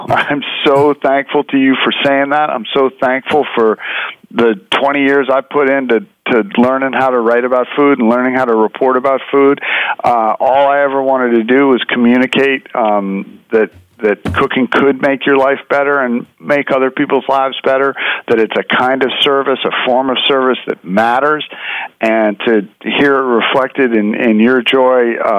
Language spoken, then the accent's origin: English; New York City, New York, United States; Well, it's interesting. I grew up in New York City, and New York City is a great food town.